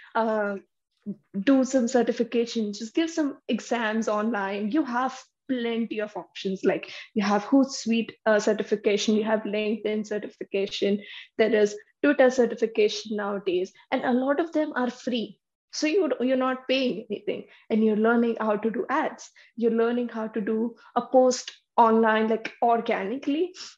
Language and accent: English; Vadodara, Gujarat, India; moved away as an adult; now in Canada; I'm also from Baroda. I did my education over there